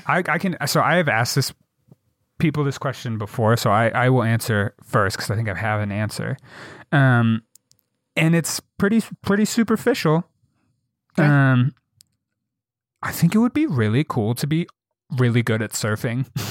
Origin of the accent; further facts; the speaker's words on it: Jackson, Wyoming, United States; growing up in Jackson.